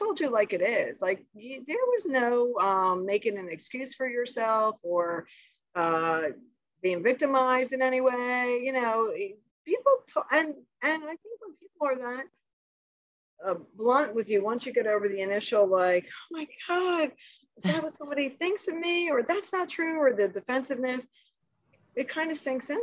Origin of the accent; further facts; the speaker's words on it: Philadelphia, Pennsylvania, United States; a kid growing up in South Philadelphia, very humble upbringing